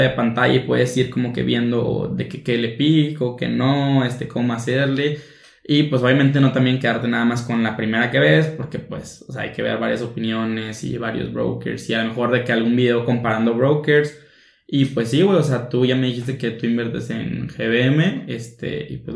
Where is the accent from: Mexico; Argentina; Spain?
Mexico; cómo invertir en la bolsa siendo mexicano, porque pues siendo mexicano es una cosa, estando en el territorio